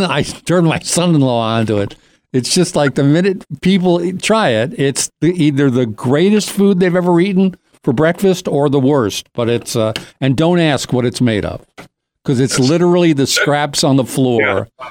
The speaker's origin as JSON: {"language": "English", "town": "Doylestown", "region": "Pennsylvania", "country": "United States", "said": "from Doylestown"}